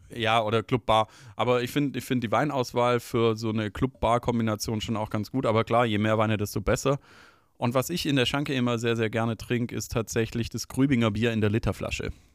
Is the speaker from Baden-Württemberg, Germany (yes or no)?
yes; Stuttgart, Baden-Württemberg, Germany; Liebe meine Heimatstadt